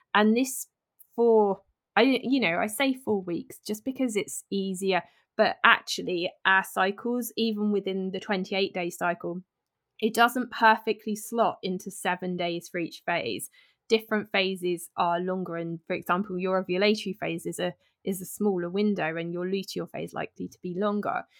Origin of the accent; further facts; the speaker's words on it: United Kingdom; I'm British